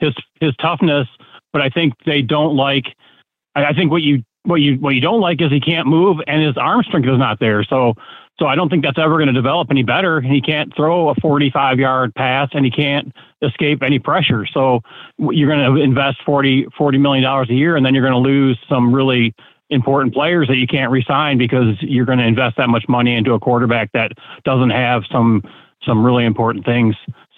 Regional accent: Flint, Michigan, United States; also born or lived in Panama City, Florida; now in Florida, United States; I'm in Florida now. I grew up in Flint

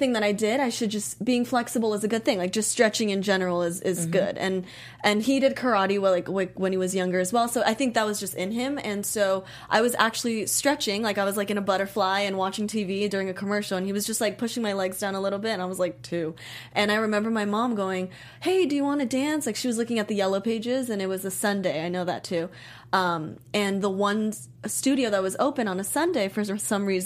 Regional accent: Miami, Florida, United States; born or raised there; moved away as an adult; also born or lived in Japan; now in Los Angeles, United States

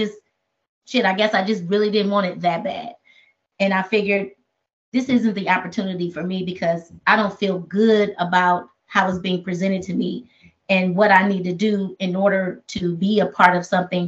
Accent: Oakland, California, United States; I come from Oakland.

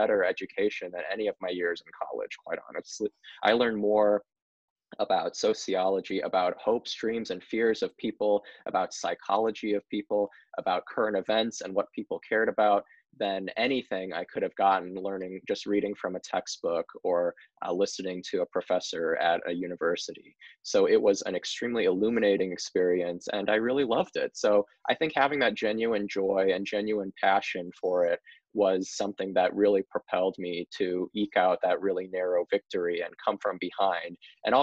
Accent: Northwest Indiana, United States; also born or lived in New York City; I moved back from New York City to Northwest Indiana in 2016.

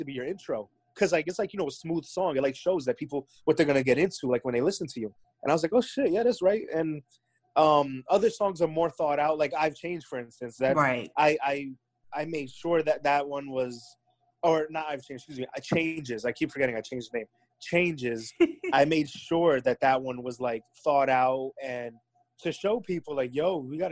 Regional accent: Clifton, New Jersey, United States; I was like, Clifton

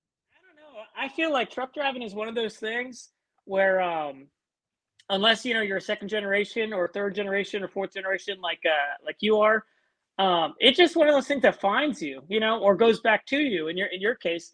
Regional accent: San Antonio, Texas, United States; I'm from Texas. I'm out of San Antonio

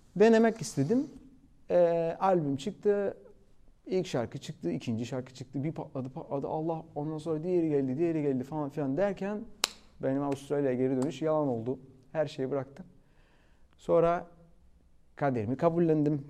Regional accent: Cyprus; moved away as an adult; also born or lived in London, United Kingdom / Cardiff, United Kingdom / Ibiza, Spain / Australia; now in Turkey; Kıbrıs'ta doğdum zaten. Yani 22 yaşına kadar Kıbrıs'taydım

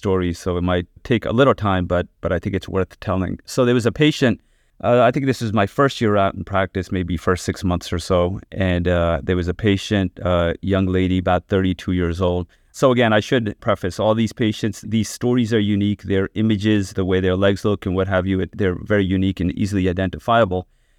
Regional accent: New York, United States; So I actually did my training out in Philadelphia, and then I'm originally from New York, so came out here, did a year of cardiac surgery

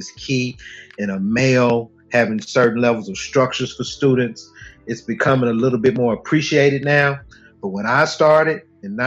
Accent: Chattanooga, Tennessee, United States; I'm from Chattanooga as well. I went to McCauley.

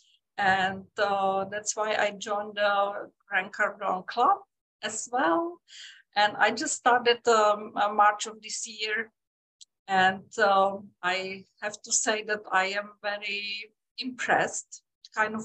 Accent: Czechia; moved away as an adult; also born or lived in Europe; now in United States; I am from Czech Republic originally

